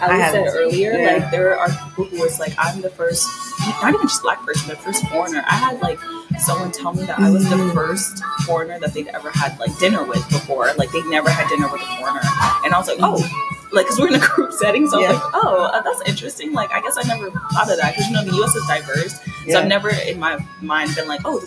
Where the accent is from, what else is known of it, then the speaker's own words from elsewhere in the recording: Florida, United States; moved away as an adult; now in Changwon, South Korea; I'm from Florida